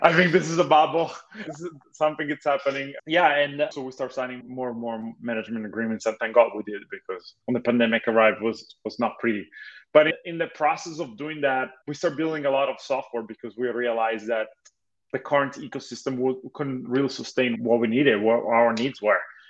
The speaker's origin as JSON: {"language": "English", "country": "Italy", "tie": "born or raised there", "moved": "as an adult", "lives_now": "Los Angeles, United States", "said": "I was originally born and raised in Italy. I moved to US about 14 years ago with excuse of studying"}